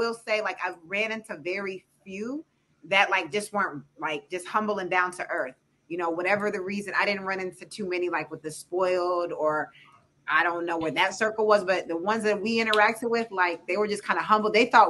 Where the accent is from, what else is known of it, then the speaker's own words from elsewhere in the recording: Ann Arbor, Michigan, United States; moved away; also born or lived in Los Angeles; I grew up in Ann Arbor.